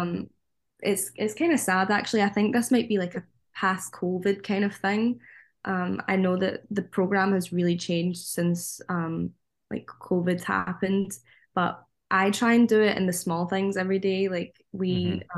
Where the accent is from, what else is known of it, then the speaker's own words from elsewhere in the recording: Scotland, United Kingdom; moved away as an adult; us as Scottish people or Northern Irish people or Welsh people